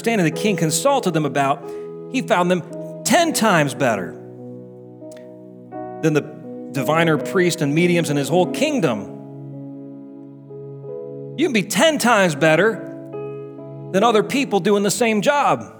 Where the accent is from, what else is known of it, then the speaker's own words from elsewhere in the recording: United States; I'm American